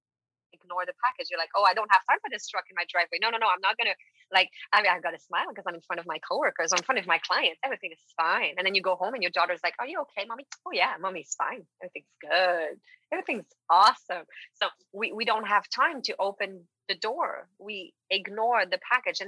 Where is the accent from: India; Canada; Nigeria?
Canada; Quebec; first language French; English is a second language; moved away; I am French from Quebec, and I've been working in English mostly since I've built my business